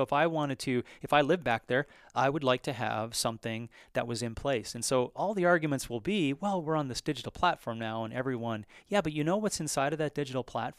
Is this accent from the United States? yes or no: no; Newfoundland and Labrador, Canada; I was from Western Labrador in an eastern province of Canada, Newfoundland, Labrador, and we used to have a paper that I used to deliver.